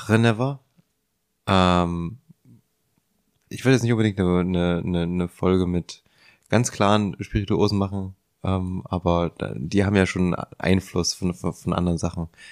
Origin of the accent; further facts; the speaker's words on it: Leipzig, Saxony, Germany; wir sind alle aus Leipzig